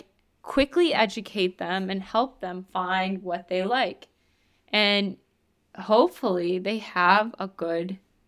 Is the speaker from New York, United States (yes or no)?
yes; New York, United States; And I know this because I'm from New York.